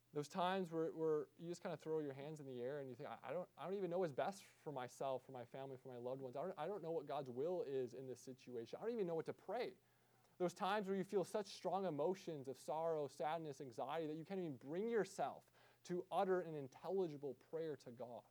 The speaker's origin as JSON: {"language": "English", "country": "United States", "said": "especially as American Christians"}